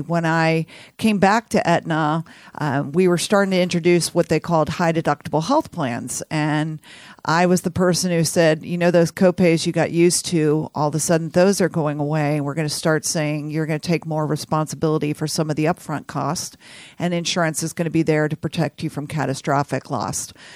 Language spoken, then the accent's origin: English; Houston, Texas, United States; also born or lived in San Antonio, Texas / New Orleans; I grew up in Houston, Texas